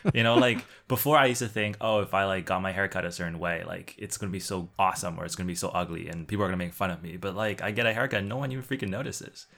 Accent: Canada; being Chinese Canadian and the ability to hopefully build a practice in which I can use part of my Mandarin

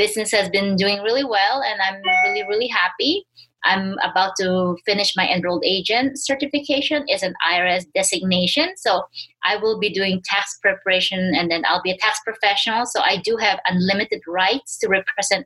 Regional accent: Philippines; moved away as an adult; now in United States; I was born and raised in the Philippines

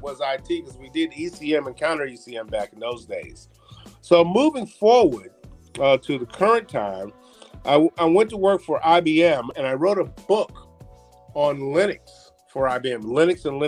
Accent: New York City, New York, United States; I was born in Harlem, which I was born in the bad Harlem

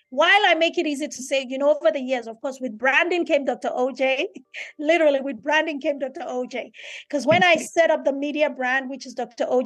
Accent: Nigeria; me being a Nigerian, Yoruba, African woman is so important and critical for me to never ever lose that.

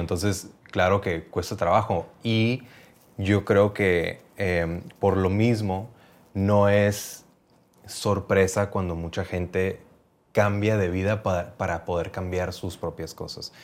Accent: Mexicali, Baja California, Mexico; moved away as an adult; also born or lived in Playa del Carmen; en Cali, de, donde yo venía

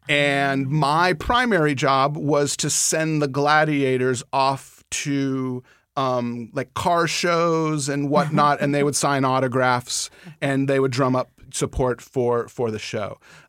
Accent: San Diego, California, United States; I grew up in San Diego and there were more than enough stoner surfers to go around for you to understand how they functioned.

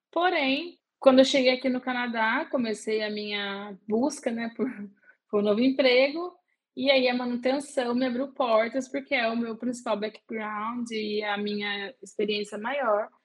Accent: Guaratinguetá, São Paulo, Brazil; eu sou do interior de São Paulo, Guaratinguetá, uma cidadezinha ali no eixo Rio-São Paulo, pertinho de Aparecida do Norte, que é o ponto de referência. e eu cresci, nasci em Guará

